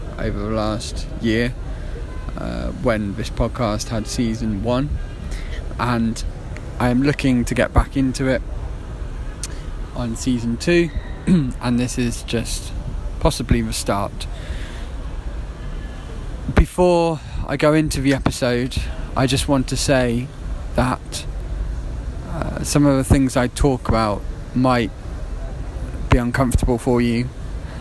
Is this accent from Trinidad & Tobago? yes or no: no; Worcestershire, West Midlands, United Kingdom; moved away as an adult; also born or lived in Putney, London; now in Turkey; I was born in Worcestershire in the West Midlands in the UK in 1990, and I had a fairly chaotic upbringing